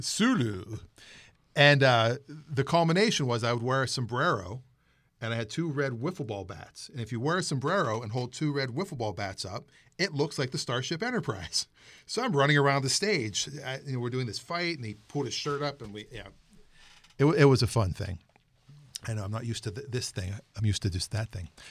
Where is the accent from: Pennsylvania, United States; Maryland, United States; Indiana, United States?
Pennsylvania, United States; Pittsburgh; now in Seattle area, United States; I'm originally from the Pittsburgh area